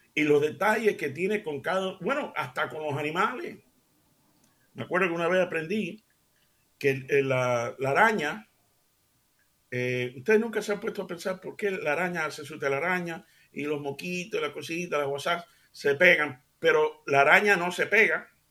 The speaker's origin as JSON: {"language": "Spanish", "town": "Seville", "region": "Andalusia", "country": "Spain", "tie": "born or raised there", "moved": "yes", "said": "yo soy un americano criado de padres cubanos, criado en Sevilla, España"}